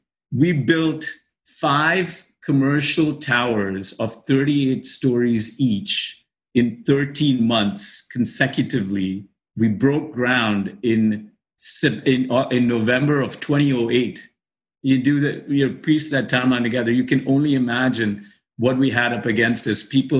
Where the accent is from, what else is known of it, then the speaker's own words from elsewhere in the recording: Dubai, United Arab Emirates; by virtue of growing up in Dubai, you know people, your friends, your best friends have all grown up.